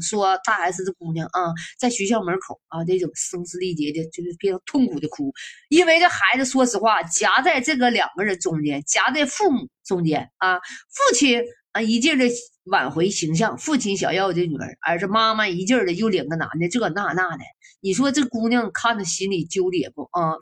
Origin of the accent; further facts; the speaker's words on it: China; 咱中国哪个女可西施、貂蝉哪就是古代都有美女啊？